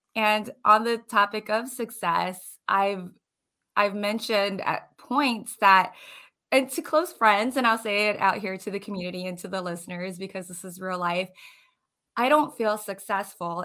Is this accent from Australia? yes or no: no; Hawaii, United States; moved away as an adult; also born or lived in Florida; now in New Port Richey, United States; I am originally from Hawaii